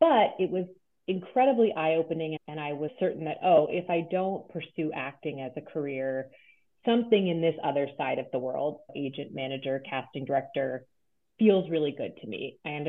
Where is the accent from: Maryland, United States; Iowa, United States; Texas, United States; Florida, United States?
Maryland, United States; Cheverly; I grew up outside of Washington, D.C. in Prince George's County, Maryland, in a small town called Cheverly.